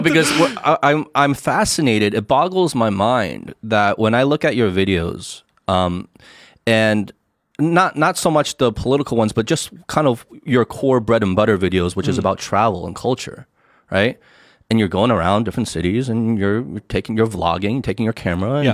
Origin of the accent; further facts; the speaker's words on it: United States; now in China; growing up in the United States